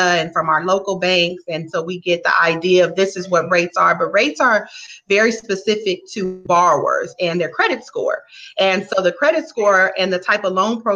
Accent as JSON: {"language": "English", "town": "Inglewood", "region": "California", "country": "United States", "tie": "born or raised there", "said": "I'm originally born and raised in Los Angeles, Southern California. Inglewood is my area"}